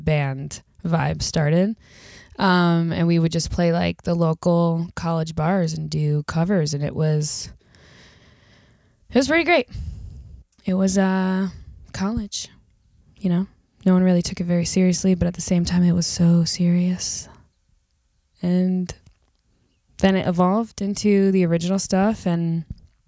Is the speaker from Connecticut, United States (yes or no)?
yes; Bridgeport, Connecticut, United States; also born or lived in Monroe, Connecticut; I'm from Connecticut originally, yes. Bridgeport, Connecticut, then moved to Monroe, Connecticut